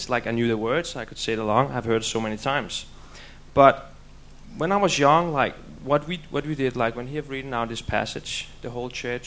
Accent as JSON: {"language": "English", "country": "Denmark", "moved": "yes", "said": "I'm from Denmark"}